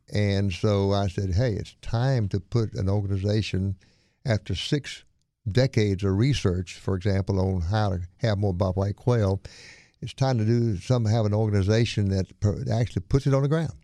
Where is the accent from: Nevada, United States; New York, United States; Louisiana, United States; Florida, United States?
Louisiana, United States; Monroe; moved away; also born or lived in Winnsboro, Louisiana / Opelousas, Louisiana / Texas; I grew up in Monroe, went to Neville High